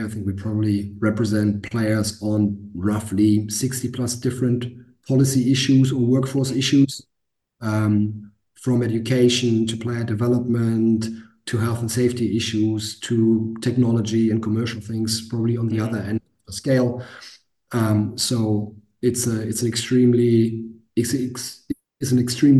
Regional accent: Hamburg, Germany; I played at the academy team in my hometown in Hamburg, at FC St. Pauli

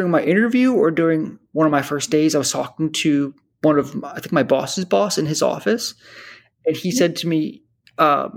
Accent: New Jersey, United States; also born or lived in Boston; I grew up in New Jersey

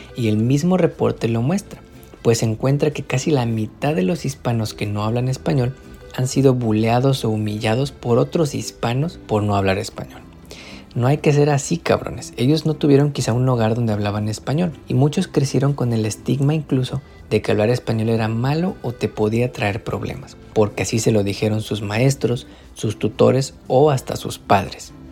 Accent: Mexico; now in United States; Los latinos que venimos de México

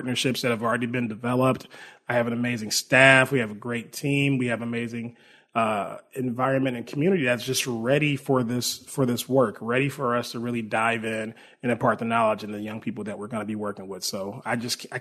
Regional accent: Milwaukee, Wisconsin, United States; moved away as an adult; now in Arizona, United States; I grew up in Milwaukee, Wisconsin.

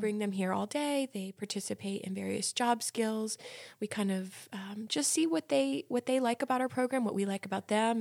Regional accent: New Jersey, United States; moved away as an adult; now in Lynchburg, United States; I'm originally from New Jersey, same as Cami

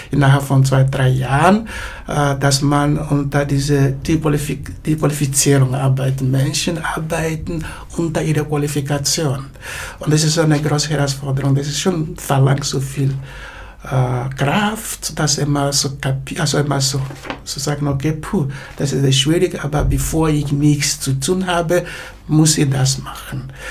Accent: Graz, Styria, Austria; born there; Wenn ich sage, ich bin in Graz geboren

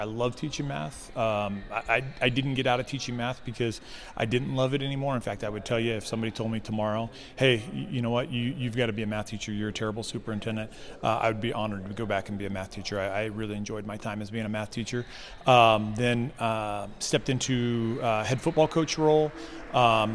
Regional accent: Arizona, United States; moved away as an adult; also born or lived in Seattle, Washington / California; now in Idaho, United States; I was born and raised in Arizona.

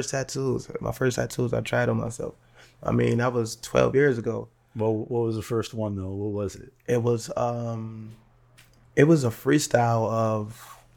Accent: United States; I was, you know, the same same story of I was raised in the Perry projects and stuff like

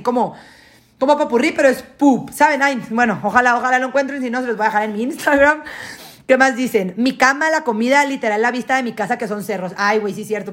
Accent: Guasave, Sinaloa, Mexico; also born or lived in United States; now in Mexico City, Mexico; yo, yo me mudé de Guasave, me salí de Guasave en el 2010, mi familia y yo, toda mi familia nuclear, mamá, papá y hermanos, nos fuimos, a vivir a Estados Unidos en el 2010

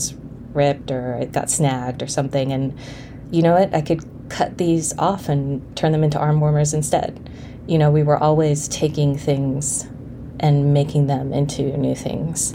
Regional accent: Honolulu, Hawaii, United States; I grew up in Hawaii. We moved there when I was 5

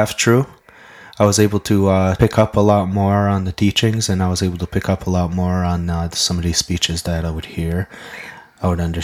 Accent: Kahnawake, Quebec, Canada; first language Mohawk; English is a second language; I'm from Ganawage

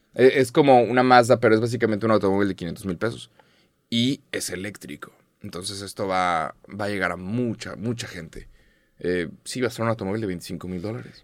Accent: Mexico; En, en México somos muy conscientes de nuestro acento

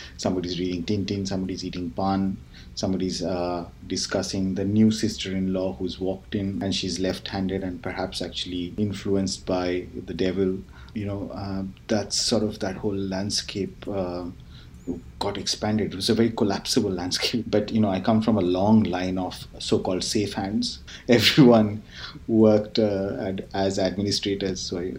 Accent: Kolkata, West Bengal, India; just like one long, uneventful childhood of in a very exciting city.

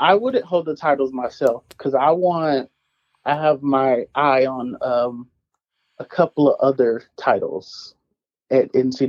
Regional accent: Oklahoma, United States; Because I'm from Oklahoma.

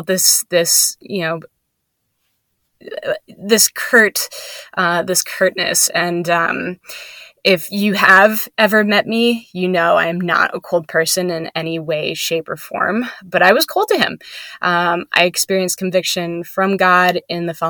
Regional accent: northeastern Pennsylvania, United States; moved away; I am from northeastern Pennsylvania

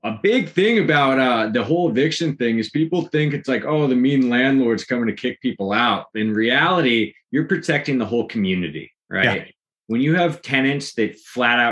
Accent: Pacific Grove, California, United States; I'm from Pacific Grove, California

